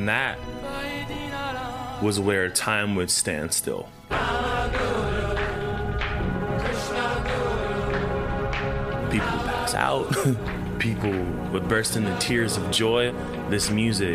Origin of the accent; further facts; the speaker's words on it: Sai Anantam Ashram, California, United States; a kid of the ashram. I grew up on Sayanatam Ashram.